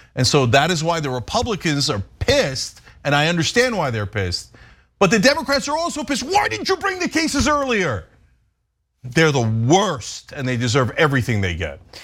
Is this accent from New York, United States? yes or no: yes; New York area, United States; When I was growing up in the New York area in the nineteen eighties